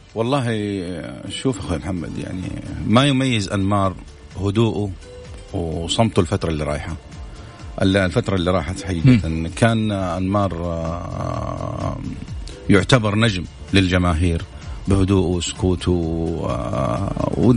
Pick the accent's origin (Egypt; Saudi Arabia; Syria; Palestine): Saudi Arabia; نحن كمواطنين سعوديين